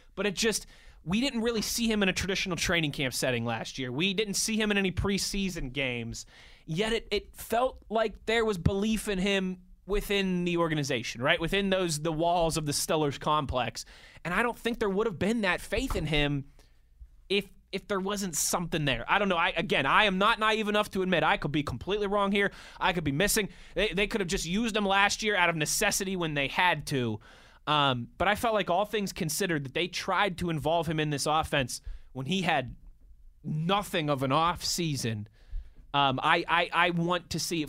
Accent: Pittsburgh, Pennsylvania, United States; born or raised there

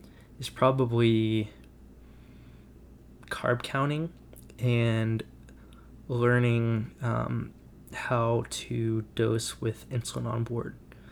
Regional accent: Dallas, Texas, United States; I'm from Dallas, Texas.

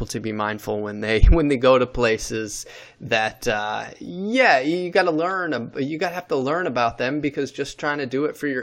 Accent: New York, United States; I'm from New York, New York State

